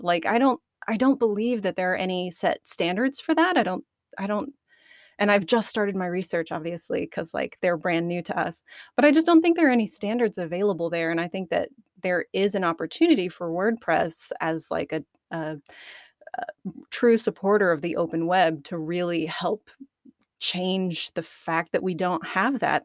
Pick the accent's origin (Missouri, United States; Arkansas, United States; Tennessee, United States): Arkansas, United States; I'm from Arkansas